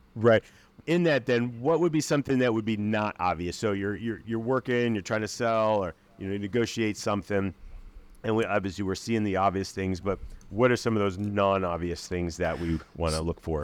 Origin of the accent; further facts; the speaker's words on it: Akron, Ohio, United States; Akron, Ohio